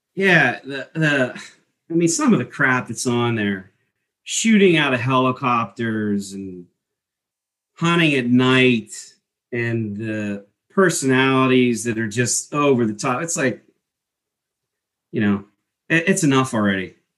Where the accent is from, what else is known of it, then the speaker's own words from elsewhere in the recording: East Coast, United States; growing up in the East Coast